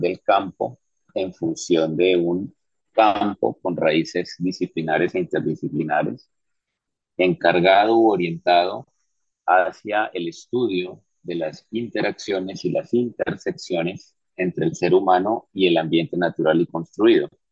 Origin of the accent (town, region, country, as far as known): Colombia